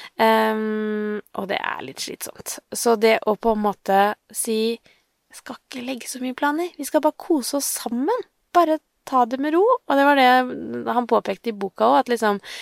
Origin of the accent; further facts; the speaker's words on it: Sarpsborg, Østfold, Norway; jeg er fra Sarpsborg